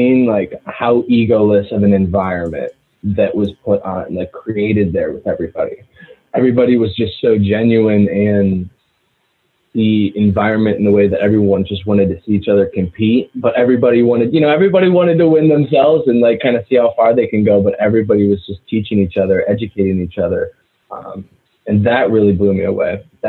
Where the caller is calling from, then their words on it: Athens, Ohio, United States; We are from Athens, Ohio, currently a graduate student here at Ohio University.